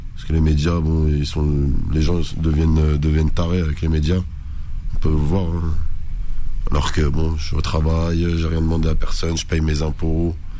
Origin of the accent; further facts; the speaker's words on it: France; d'origine algérienne, mais je suis né en France, j'étudie en France